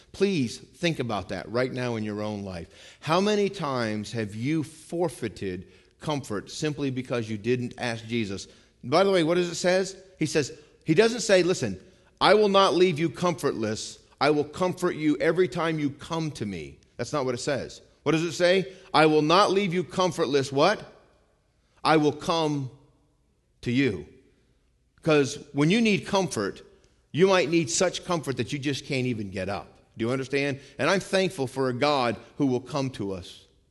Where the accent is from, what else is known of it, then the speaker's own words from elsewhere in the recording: Vermont, United States; moved away; I'm from Vermont, okay? I grew up in the mountains